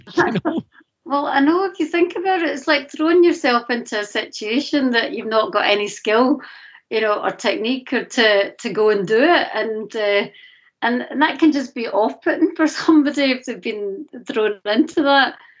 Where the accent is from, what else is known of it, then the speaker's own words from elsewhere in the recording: Glasgow, Scotland, United Kingdom; call myself a Scottish, Glaswegian, Pakistani